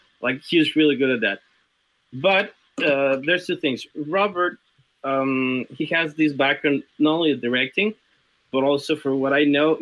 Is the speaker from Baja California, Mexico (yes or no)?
no; Mexico City, Mexico; moved away; I'm from Mexico City